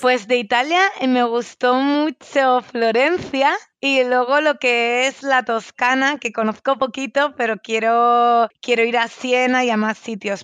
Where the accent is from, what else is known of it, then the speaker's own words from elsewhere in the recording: Spain; como española eh, estoy muy cómoda en Latinoamérica.